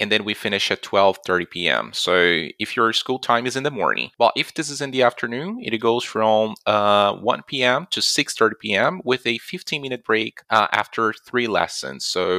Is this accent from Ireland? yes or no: no; Brazil; I'm Brazilian and I live in São Paulo.